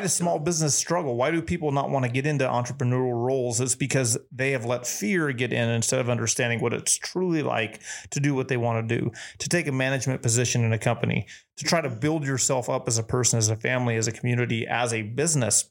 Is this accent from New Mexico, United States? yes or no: yes; New Mexico, United States; moved away as an adult; now in Texas, United States; being a Texan now, the the opportunities that I have and the support that I feel from this state are twice that of where I grew up